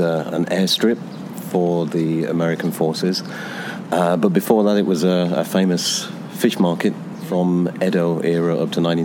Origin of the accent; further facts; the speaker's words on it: Lincolnshire, East Midlands, United Kingdom; moved away as an adult; also born or lived in London, United Kingdom; now in Uji, Japan; I'm originally from the UK, born and raised in Lincolnshire, North England